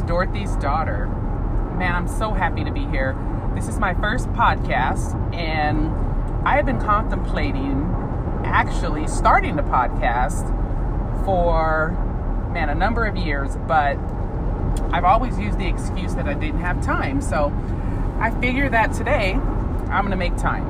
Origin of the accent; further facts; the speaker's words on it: San Bernardino, California, United States; I grew up in San Bernardino, California.